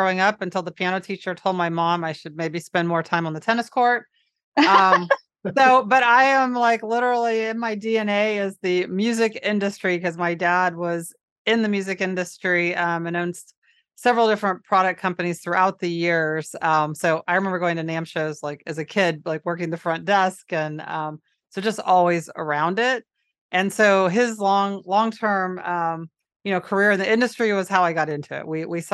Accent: Florida, United States; I'm from Florida

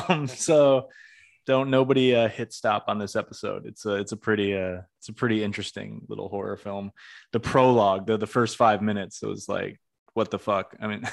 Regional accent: Greenfield, Massachusetts, United States; I'm from the Northeast, in Greenfield, Massachusetts

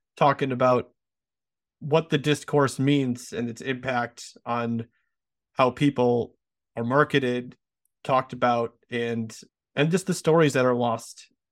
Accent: United States

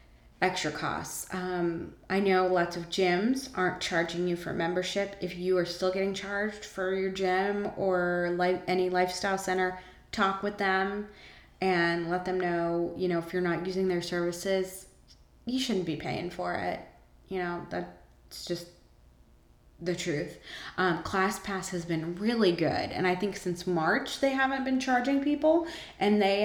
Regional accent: Savannah, Georgia, United States; now in Atlanta, United States; my hometown in Savannah

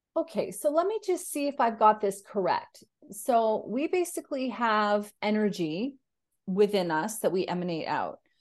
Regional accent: Canada; now in Australia; I'm a Canadian who lives in Australia

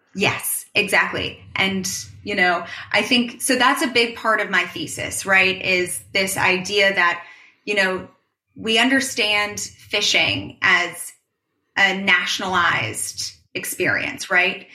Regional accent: New York City, New York, United States; I am born and raised in New York, in New York City.

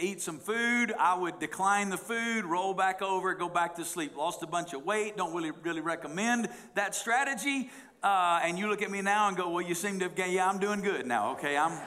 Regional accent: the Bible Belt, United States; moved away as an adult; now in Las Vegas, United States; I grew up in the Bible Belt

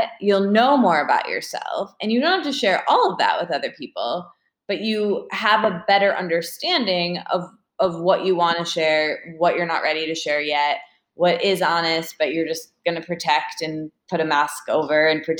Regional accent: Midwest, United States; moved away; I'm from the Midwest with people who are like, hi, how are you? Very friendly, but like, let's not really talk about our feelings

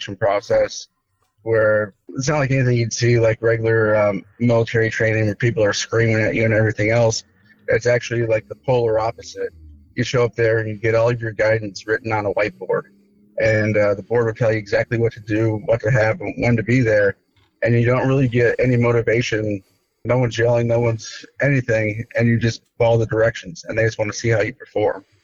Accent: Midwest, United States; moved away; I grew up in the Midwest, rural area in the Midwest

